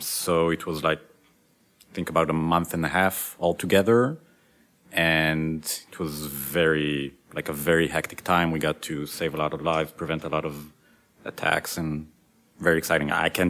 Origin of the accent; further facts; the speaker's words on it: Israel; moved away as an adult; now in United States; I was born in the States, but I moved to Israel when I was a kid.